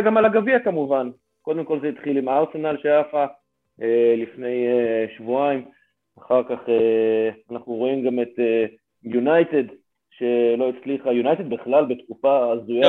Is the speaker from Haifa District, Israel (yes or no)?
yes; Haifa, Haifa District, Israel; בתור בחור חיפאי